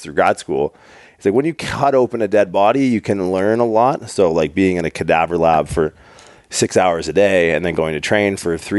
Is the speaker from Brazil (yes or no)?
no; Newfoundland and Labrador, Canada; moved away; I'm from Newfoundland originally